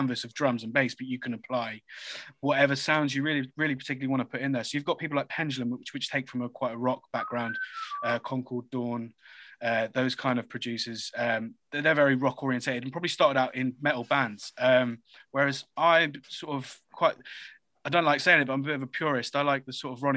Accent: Reading, South East England, United Kingdom; I was born in Reading

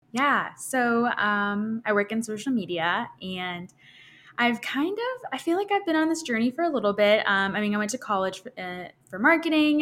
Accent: Arkansas, United States; moved away as an adult; now in Nashville, United States; I'm originally from Arkansas.

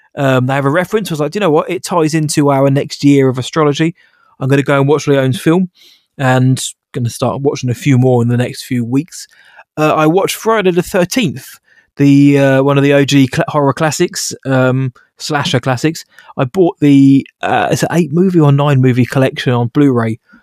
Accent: United Kingdom; I'm British

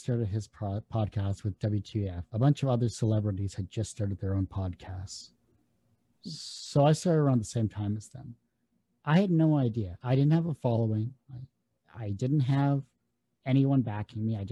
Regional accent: Canada; I'm Canadian

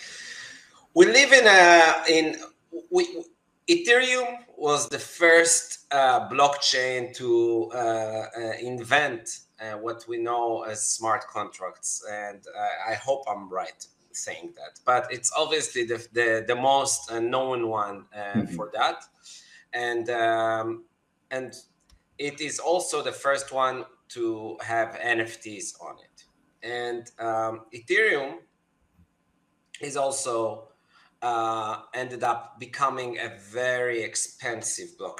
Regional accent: Tel Aviv, Tel Aviv District, Israel; I'm from Tel Aviv, Israel.

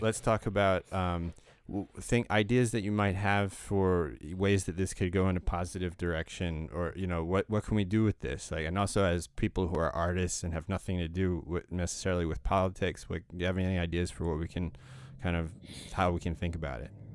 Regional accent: United States; I grew up in America

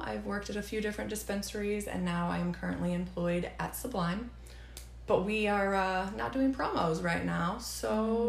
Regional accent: Kansas, United States; I grew up in Kansas.

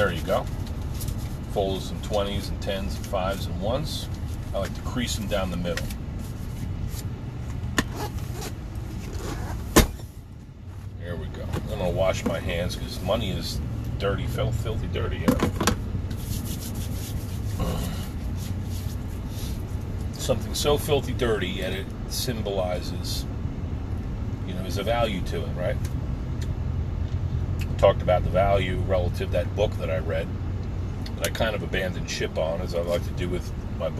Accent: New Jersey, United States; back on the block growing up in New Jersey

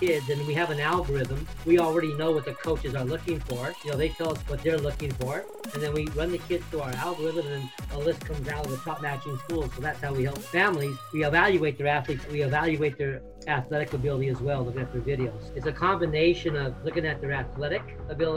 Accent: Southern California, United States; also born or lived in Minnesota; I was born and raised here in Southern California

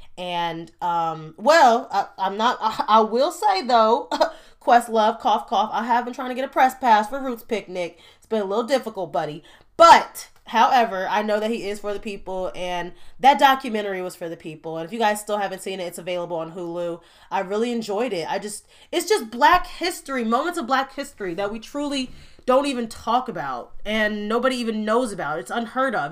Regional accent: Gary, Indiana, United States; I'm from Gary, Indiana

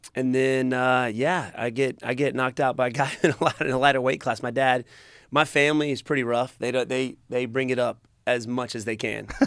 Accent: Greenville, South Carolina, United States; in my hometown

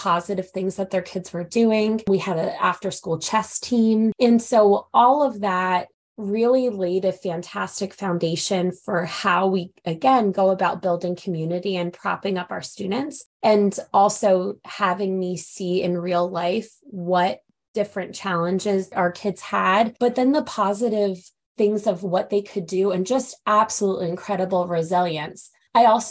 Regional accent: Philadelphia, Pennsylvania, United States; I grew up in Philadelphia, Pennsylvania, and went to a magnet high school, Central High School in Philadelphia

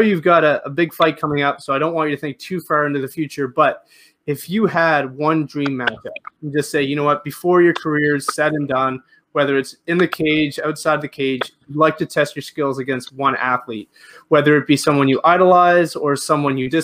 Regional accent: Canada; As a Canadian

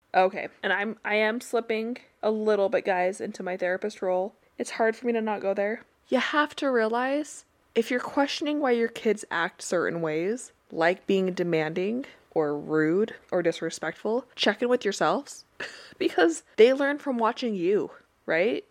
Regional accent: Utah, United States; growing up in Utah

